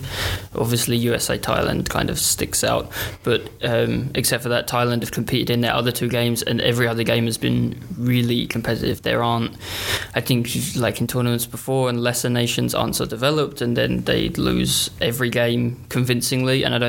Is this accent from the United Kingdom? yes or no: yes; England, United Kingdom; Growing up in England, nobody else had my name.